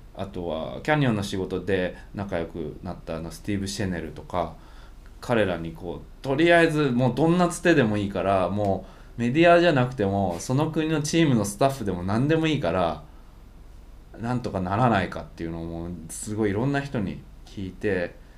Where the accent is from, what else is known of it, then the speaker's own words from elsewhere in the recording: Japan; 日本から来たんです